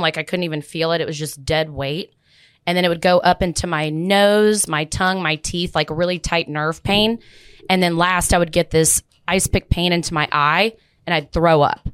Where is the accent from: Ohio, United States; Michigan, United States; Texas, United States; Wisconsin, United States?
Texas, United States; Plano; also born or lived in Dallas, Texas; I grew up in Plano and Dallas